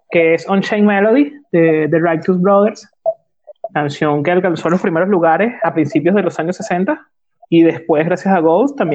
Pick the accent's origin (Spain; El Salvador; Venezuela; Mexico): Venezuela; moved away; estaba de moda cuando yo me vine de Venezuela